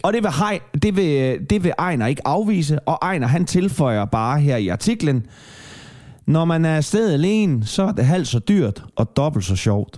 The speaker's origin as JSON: {"language": "Danish", "town": "Kalundborg", "region": "Zealand", "country": "Denmark", "tie": "born or raised there", "moved": "yes", "said": "Jeg er fra Kalamborg-egnen, og vi havde Hvidebæk byfest"}